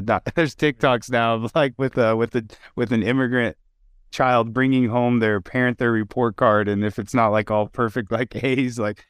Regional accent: Wyoming, United States; I grew up in Wyoming.

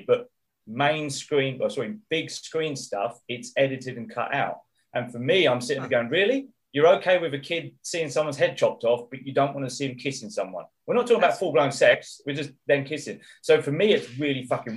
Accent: England, United Kingdom; moved away as an adult; now in Middle East; I'm English, I've lived there for many years

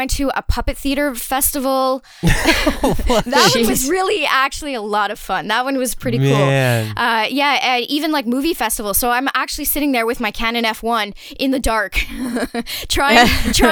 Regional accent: near Montreal, Quebec, Canada; now in Montreal, Canada; I kind of come from a bit of a small town. So even though I grew up near Montreal

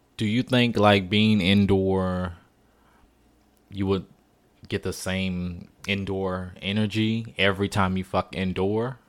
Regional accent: New Orleans, Louisiana, United States; moved away; I'm from New Orleans, born raised.

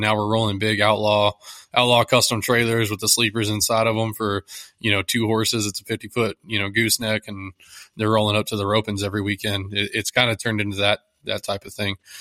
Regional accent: Texas, United States; I'm from Texas

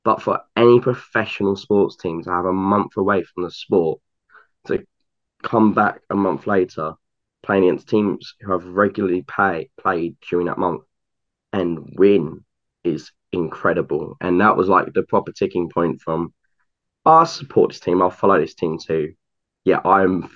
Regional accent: United Kingdom; as a Brit.

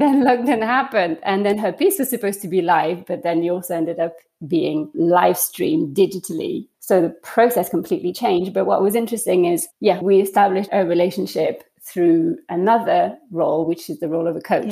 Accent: France; moved away; I grew up in France

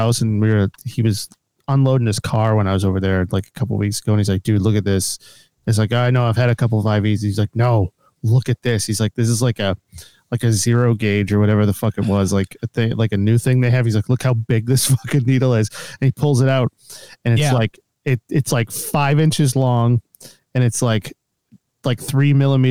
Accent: Winchester, Massachusetts, United States; I was a Winchester kid

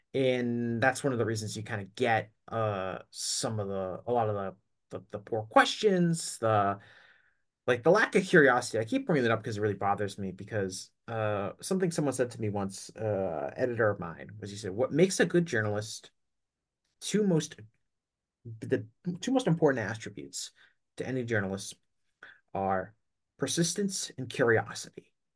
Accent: Northeast, United States; I'm from the Northeast

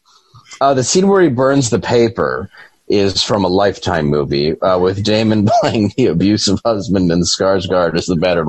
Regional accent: Detroit, Michigan, United States; I grew up in Detroit

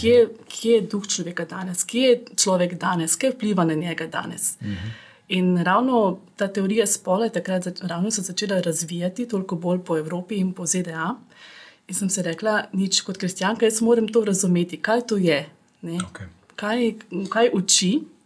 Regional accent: Ljubljana, Slovenia; also born or lived in Austria; sem iz Ljubljana

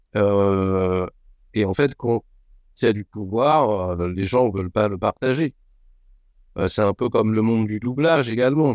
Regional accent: France; je suis français de souche

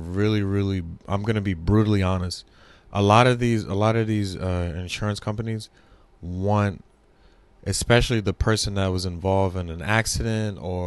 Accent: United States; I love being American and I love living in this country

